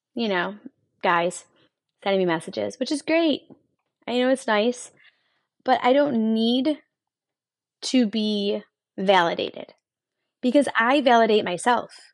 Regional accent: Buffalo, New York, United States; also born or lived in Rochester, New York; I'm from Buffalo, New York. That's where I was born and raised, and I moved to Rochester when I was nineteen

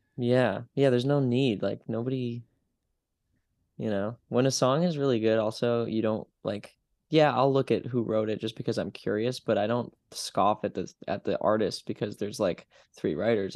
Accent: Utica, New York, United States; now in Brooklyn, United States; my hometown

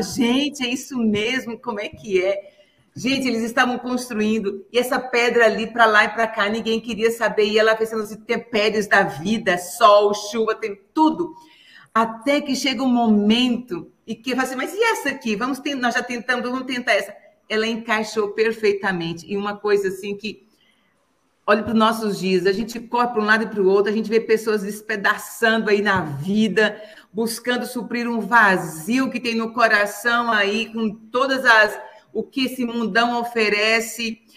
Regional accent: Brazil; nós somos cidadãos, nós somos brasileiros

